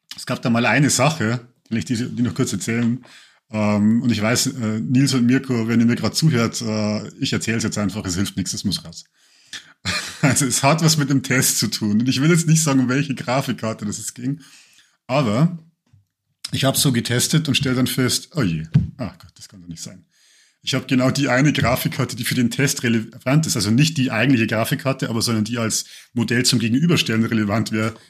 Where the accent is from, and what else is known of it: Lower Bavaria, Germany